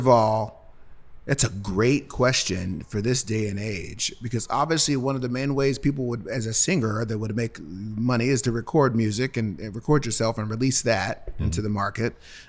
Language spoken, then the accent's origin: English; Cincinnati, Ohio, United States; I'm from Cincinnati. What is it? It's only two chili chains there, Gold Star and Skyline.